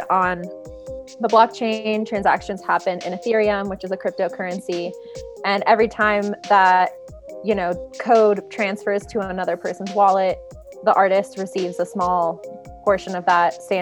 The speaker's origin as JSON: {"language": "English", "region": "East Coast", "country": "United States", "said": "And I'm from the East Coast, so I'm very blunt and like to the point."}